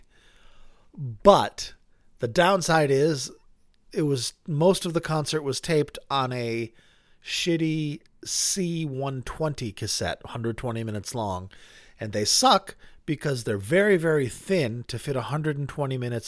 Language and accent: English; New Hampshire, United States; moved away; I grew up in New Hampshire where you went to work if it snowed